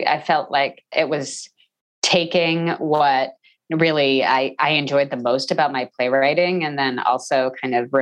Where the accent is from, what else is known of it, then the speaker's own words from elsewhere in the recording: New Jersey, United States; also born or lived in Texas / New York; I grew up in New Jersey.